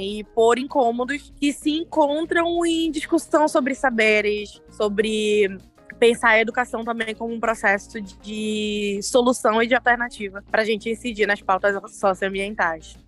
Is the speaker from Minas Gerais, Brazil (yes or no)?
no; Belém, Pará, Brazil; sou de Belém, é, de Coraci, um distrito a mais ou menos uma hora da cidade de Belém